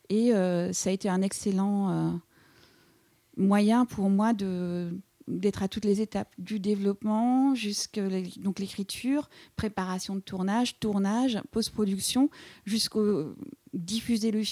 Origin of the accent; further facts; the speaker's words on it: Quebec, Canada; now in Paris, France; Donc je suis venue du Québec, je suis venue à Paris parce que j'avais rencontré, un garçon